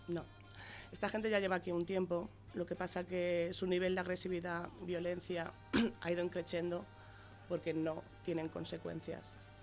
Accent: Las Pedroñeras, Castilla-La Mancha, Spain; Yo adoro a mi pueblo, estoy muy orgullosa de ser pedroñera

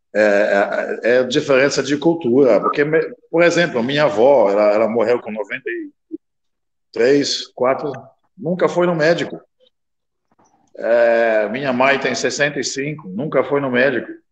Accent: Netherlands; Portuguese is a second language; now in Brazil; eu sou da Rolanda, mas eu sou do interior, eu não sou da cidade

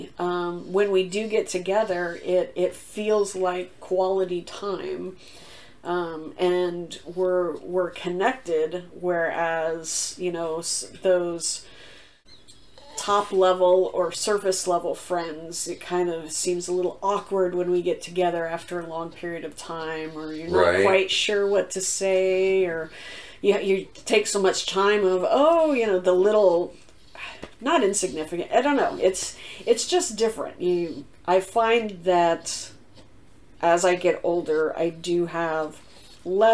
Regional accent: the South, United States; moved away as an adult; I grew up in the South

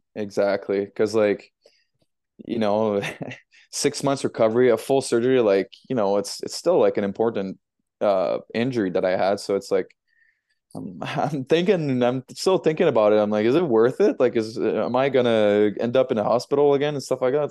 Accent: Montreal, Quebec, Canada; moved away as an adult; also born or lived in United Kingdom; I'm from Montreal or South Shore, Montreal

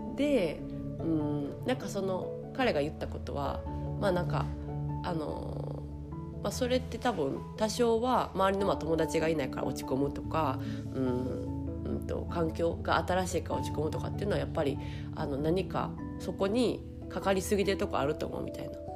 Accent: Osaka, Japan; moved away as an adult; also born or lived in Paris, France; ちっちゃい時から私大阪に住んで

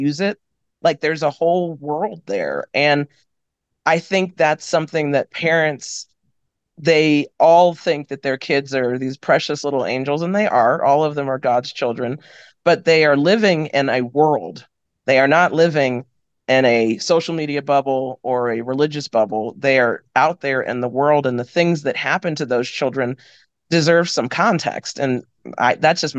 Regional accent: Frederick County, Maryland, United States; also born or lived in Winston-Salem, North Carolina / DC area; I was born in Winston-Salem, North Carolina. I grew up in outside of the DC area, then Western Maryland, which like Frederick County, Maryland

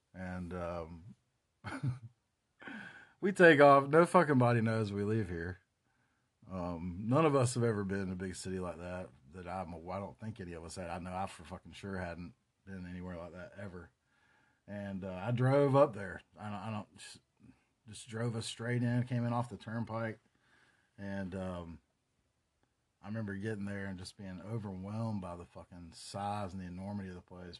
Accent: Chapel Hill, North Carolina, United States; also born or lived in Durham, North Carolina; I grew up around Chapel Hill

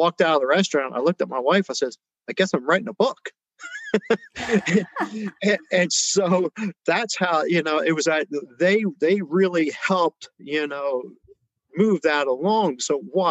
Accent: New Jersey, United States; moved away; growing up in Jersey and then going around, you know, the different areas in the country

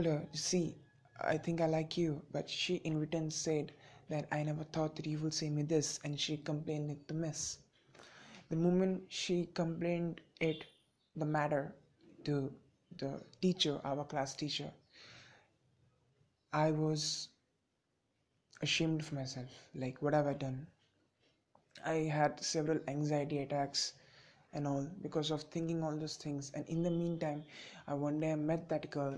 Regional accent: India; I am a teenager from India

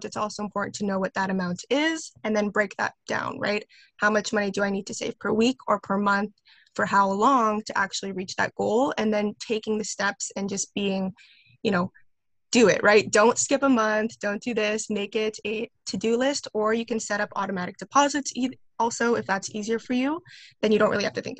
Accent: Winnipeg, Manitoba, Canada; I'm from Winnipeg, Manitoba, here in Canada

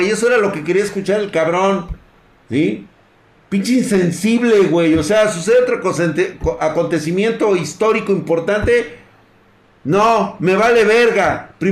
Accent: Mexico; Está viendo la crisis humanitaria, psicológica y espiritual que tenemos ahorita como mexicanos.

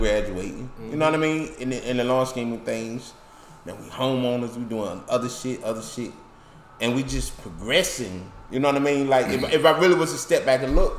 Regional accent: Philadelphia, Pennsylvania, United States; I'm from Philly.

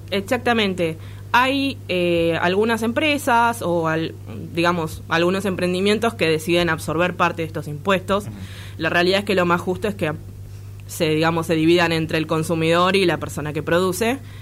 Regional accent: Argentina; nos afecta como argentinos

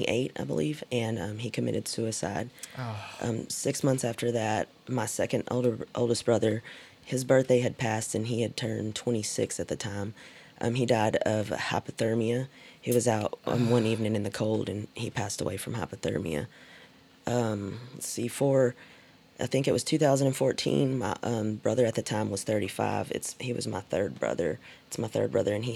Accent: Graham, Texas, United States; I'm from a small town outside of Fort Worth, Graham, Texas. I was raised with a bunch of siblings

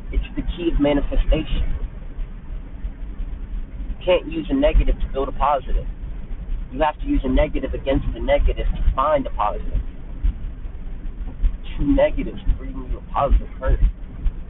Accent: United States; I'm an American myself

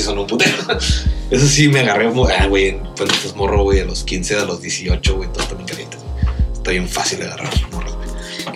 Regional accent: Riverside, California, United States; now in Tijuana, Mexico; yo nací en Riverside

